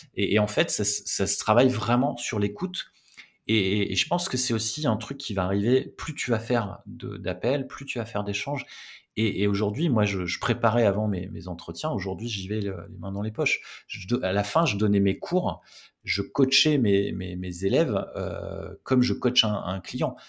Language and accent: French; the North, Hauts-de-France, France; je viens du, du Nord